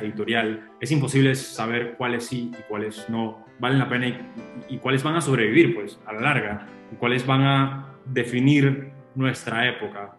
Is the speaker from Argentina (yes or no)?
no; Panama; Yo soy panameño